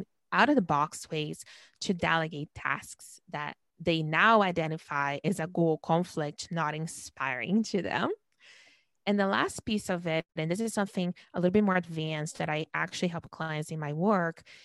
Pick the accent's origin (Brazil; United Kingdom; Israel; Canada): Brazil; moved away; I was born and raised in Brazil